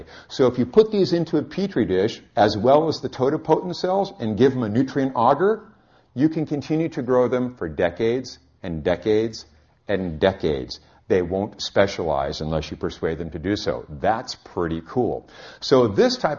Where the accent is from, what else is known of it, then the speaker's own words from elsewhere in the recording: California, United States; I'm from California